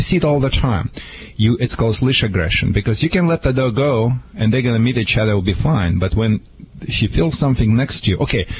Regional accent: Michigan, United States; now in California, United States; See, I'm from Michigan, as you know.

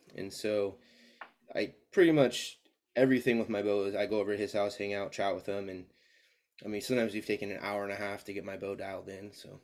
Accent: Spokane, Washington, United States; moved away as an adult; also born or lived in Seattle area; now in Albany, United States; I was born and raised in Spokane, uh, moved to Oregon in two thousand fifteen

